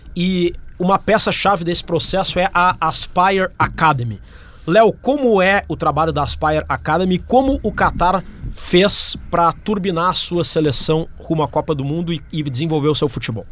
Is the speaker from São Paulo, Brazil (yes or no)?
no; Porto Alegre, Rio Grande do Sul, Brazil; Eu sou gaúcho de Porto Alegre